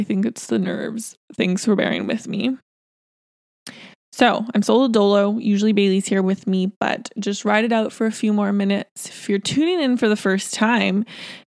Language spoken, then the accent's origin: English; Surrey, British Columbia, Canada; where we're from Surrey, BC